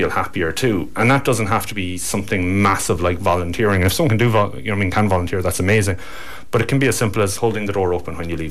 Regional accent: Cork, Munster, Ireland; I'm not from Kerry. I'm from across the border. I'm from Cork

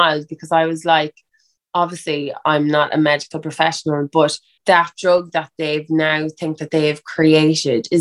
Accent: Ireland; I'm an Irish girl

